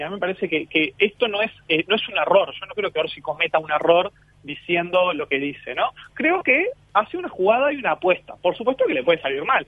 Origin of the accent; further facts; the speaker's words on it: Canelones, Uruguay; yo como canario orgulloso